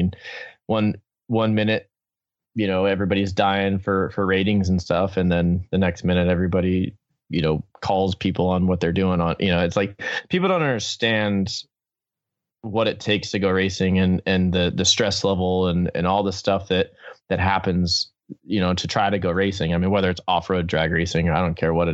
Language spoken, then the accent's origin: English; Southern California, United States; I grew up in SoCal.